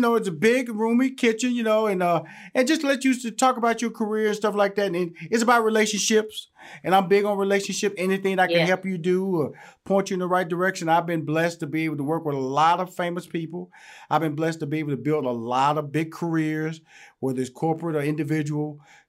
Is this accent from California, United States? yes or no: no; Houston, Texas, United States; I'm from Houston, Texas. I'm country. So I'm country. Okay. Used to say I'm country. And don't let the suit fool you. Don't let the semi-articulation may fool you. Your boy is straight up out of Fifth Ward, Texas.